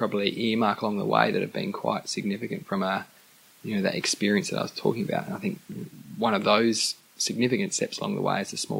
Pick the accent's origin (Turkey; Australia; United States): Australia; Adelaide, South Australia; born and bred in Adelaide, have spent a little bit of time on the East Coast